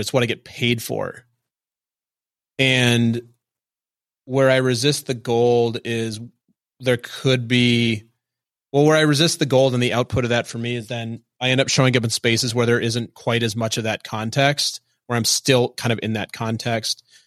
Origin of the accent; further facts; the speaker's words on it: Minnesota, United States; moved away; I'm from Minnesota and I grew up in a very Midwestern culture